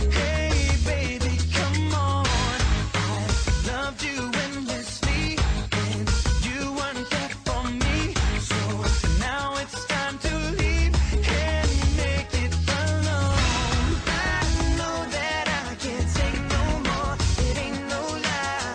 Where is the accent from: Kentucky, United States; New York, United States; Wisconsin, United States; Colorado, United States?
Wisconsin, United States; Madison; now in Seattle, United States; I am born in Madison, Wisconsin, but reside in Seattle, Washington.